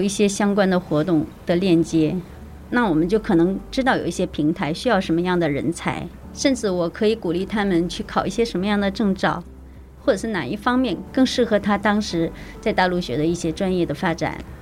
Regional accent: Shenyang, Liaoning, China; moved away as an adult; also born or lived in Liujiao, Chiayi, Taiwan; now in Puzi, Taiwan; 我来自于，呃，中国辽宁沈阳

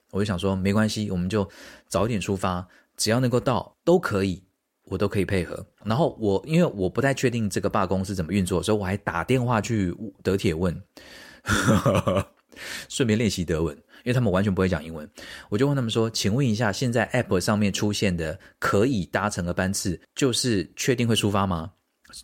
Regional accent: Taiwan; moved away; 我们台湾人

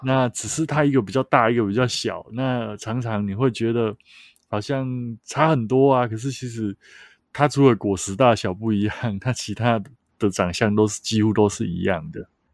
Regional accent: Taichung, Taiwan; 像我是台中人嘛

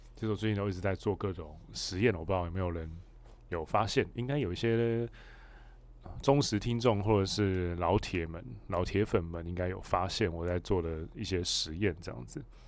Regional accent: Hualien, Hualien County, Taiwan; now in Taipei, Taiwan; 因为我老家在花莲，所以我蛮常，我现在住台北，我蛮常会台北花莲，就是往返的

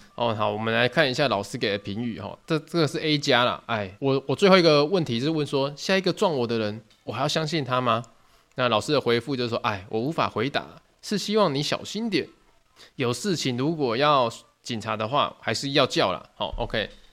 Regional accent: Tainan, Taiwan; 我是台南人

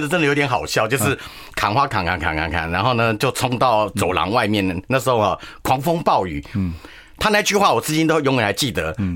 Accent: Shuishang, Chiayi County, Taiwan; also born or lived in Tainan; 人家说水上是哪里，我说这北回归线啊，对，对，对。经过我们家

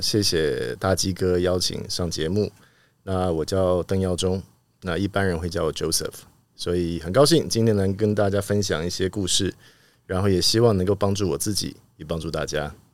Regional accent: Taipei, Taiwan; 不过从小就在那边长大

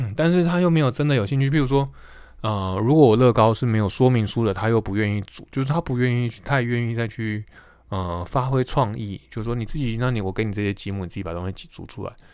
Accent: Taiwan; also born or lived in United States; 美国念完书回到台湾研究所念完之后

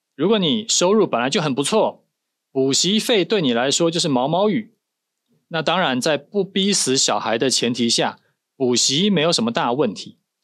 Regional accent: Taiwan; 我们是台湾人

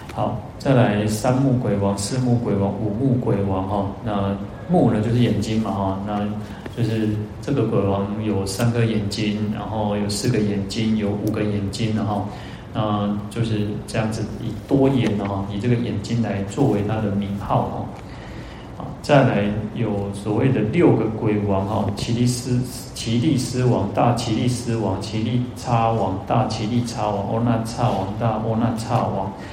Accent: Taiwan; accent: Taiwanese Hokkien (Minnan); 我们现在都讲台语

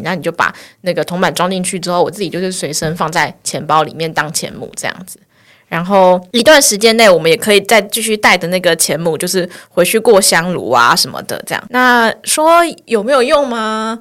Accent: Taipei, Taiwan; 我就是台北人，我从小就是在台北

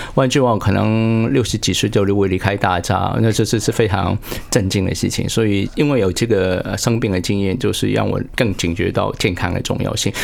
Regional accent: Hong Kong; moved away as an adult; now in Taiwan; 因为我是香港来自， 香港出生地

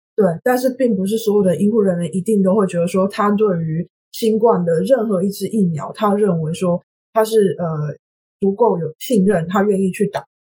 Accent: Taiwan; now in Sweden; 我是台湾人，所以我平常看新闻

